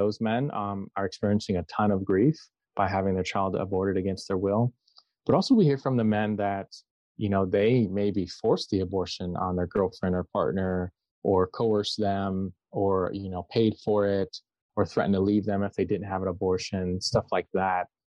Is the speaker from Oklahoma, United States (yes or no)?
no; Southeast Michigan, United States; I'm from Southeast Michigan